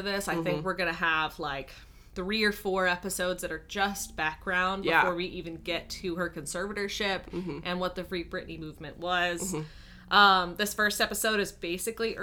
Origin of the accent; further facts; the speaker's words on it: the Bible Belt, United States; I grew up in the Bible Belt